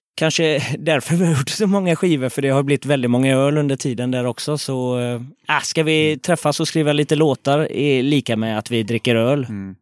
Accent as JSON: {"language": "Swedish", "town": "Gothenburg", "region": "Västra Götaland", "country": "Sweden", "tie": "born or raised there", "said": "Frölunda, eh, Västra Frölunda, Fiskebäck"}